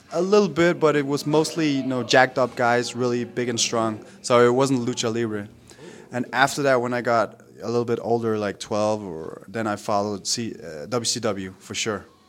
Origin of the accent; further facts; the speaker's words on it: Denmark; moved away; I grew up and I lived in Denmark